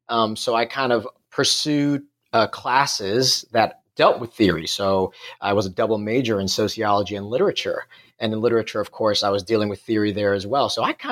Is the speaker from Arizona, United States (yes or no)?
no; New York City, New York, United States; moved away as an adult; also born or lived in Singapore; now in Perth, Australia; As you can probably tell by my accent, I'm not from Australia. I grew up in New York City, and I did my PhD in New York City at the City University of New York.